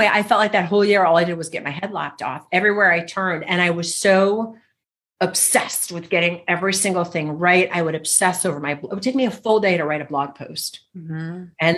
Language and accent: English; Michigan, United States; growing up in Michigan in the snow